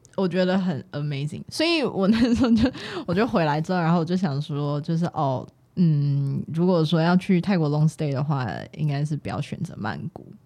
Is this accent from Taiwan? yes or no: yes; Taiwan; 我是守法公民，我是台湾人